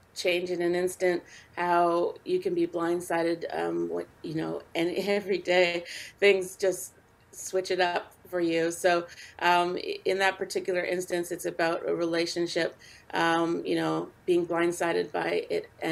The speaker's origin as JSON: {"language": "English", "country": "Canada", "tie": "born or raised there", "said": "I also am involved in a music festival here in my hometown"}